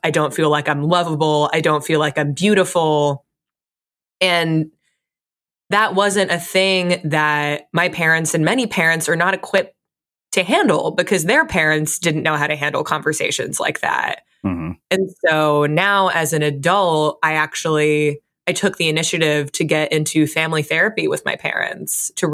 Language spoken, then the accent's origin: English; Fairfield, Connecticut, United States; I grew up in Fairfield, Connecticut